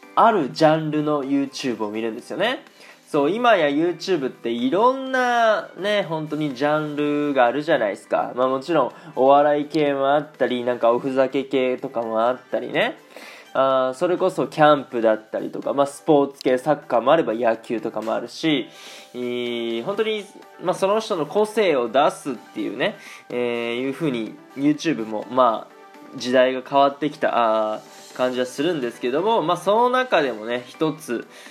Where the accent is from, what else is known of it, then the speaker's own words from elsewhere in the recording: Aichi, Japan; moved away as an adult; now in Germany; 僕が愛知県出身やから